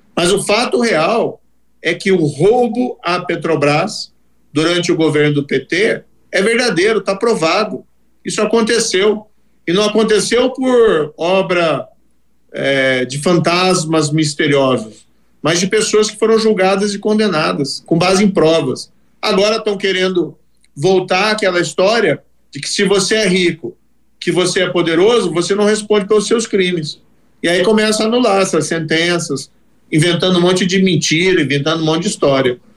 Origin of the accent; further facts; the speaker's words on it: Brazil; Aí eu fui trabalhar, como qualquer outro brasileiro